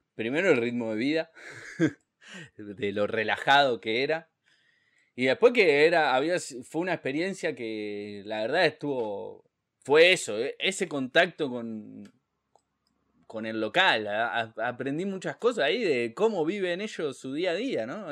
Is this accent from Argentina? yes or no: yes; Argentina; somos los argentinos